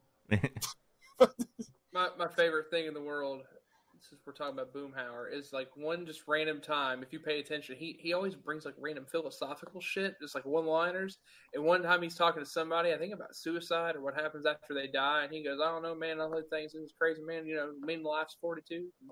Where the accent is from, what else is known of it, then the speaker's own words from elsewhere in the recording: West Virginia, United States; it's back in my stomping ground. It's like an hour from my hometown